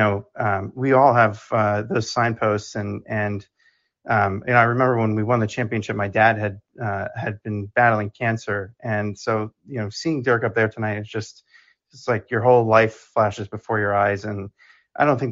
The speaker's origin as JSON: {"language": "English", "town": "Dallas", "region": "Texas", "country": "United States", "tie": "born or raised there", "said": "growing up in Dallas"}